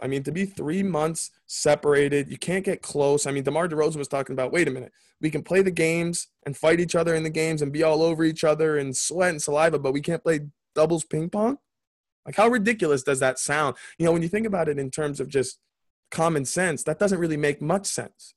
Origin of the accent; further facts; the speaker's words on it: New York, United States; I was born in New York